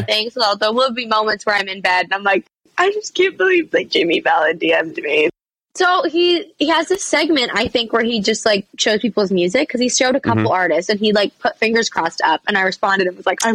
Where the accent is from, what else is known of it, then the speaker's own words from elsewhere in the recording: Vancouver, British Columbia, Canada; also born or lived in England; my hometown stadium, which is Rogers Arena back home in Vancouver